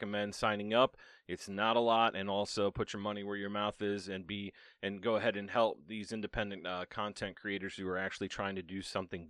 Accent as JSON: {"language": "English", "country": "Ireland", "said": "I'm Irish"}